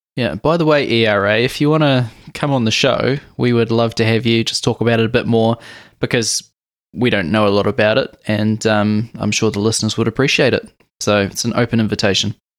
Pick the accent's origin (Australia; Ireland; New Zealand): New Zealand; being a Kiwi